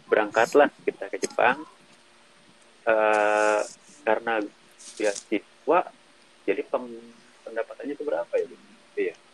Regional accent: Jakarta, Indonesia; now in Tangerang Selatan, Indonesia; gue gue asal dari Jakarta sekarang tinggal di Tangerang Selatan

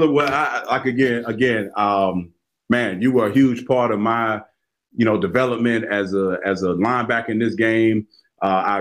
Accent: Florida, United States; I grew up in Florida.

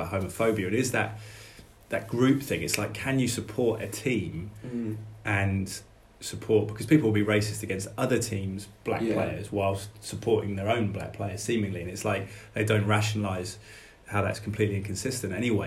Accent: Malvern, West Midlands, United Kingdom; also born or lived in London; we grew up in Malvern up the road, 11 to 18, I was born in London, but we moved out

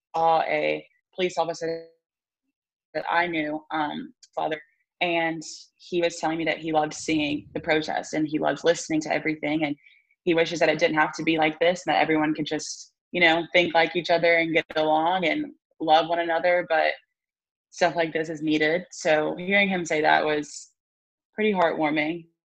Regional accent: Tuscaloosa, Alabama, United States; growing up in Tuscaloosa

